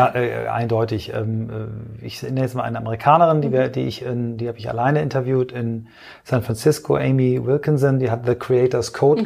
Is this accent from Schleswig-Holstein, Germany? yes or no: yes; Kiel, Schleswig-Holstein, Germany; moved away; also born or lived in Flensburg / Augsburg; Also ich bin in Flensburg geboren, äh, dann eingeschult worden in Kiel